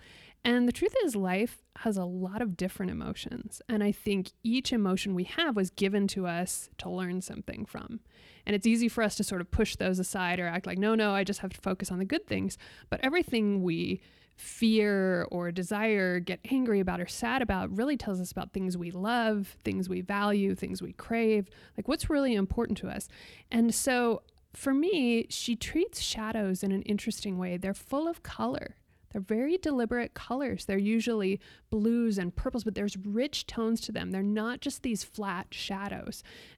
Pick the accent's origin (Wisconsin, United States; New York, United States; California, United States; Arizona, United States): Arizona, United States; born there; also born or lived in South Dakota / Turkey; So I lived everywhere from, I was born in Arizona, but I lived everywhere from South Dakota to Turkey. So I've kind of been all over.